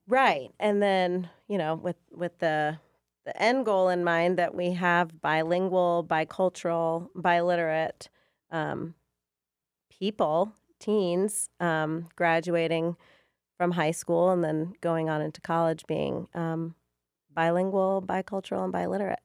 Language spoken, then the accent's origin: English; Chicago, Illinois, United States; also born or lived in Georgia; now in Forsyth County, United States; I'm originally from Chicago